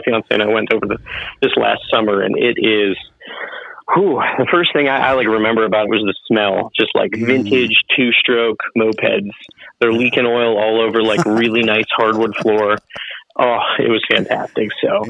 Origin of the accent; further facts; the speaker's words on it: Frewsburg, New York, United States; now in Edinboro, United States; PA, currently Edinburgh, Pennsylvania, just a little bit 15 minutes south of Erie, Pennsylvania. Grew up around Jamestown, New York area, a little town called Frewsburg